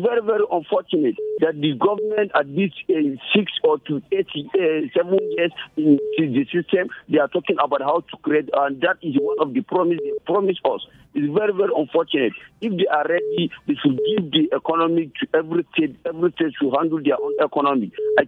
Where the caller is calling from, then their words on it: Nigeria; I'm calling from Chichi and Tijon.